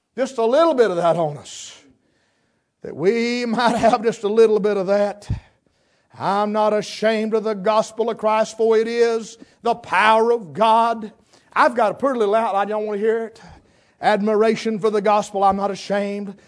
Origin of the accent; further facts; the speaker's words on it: western North Carolina, United States; I was raised here in West North Carolina